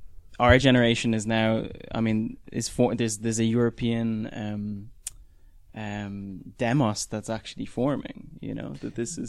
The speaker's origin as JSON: {"language": "English", "country": "Ireland", "moved": "yes", "lives_now": "Berlin, Germany", "said": "me being Irish, living in Berlin"}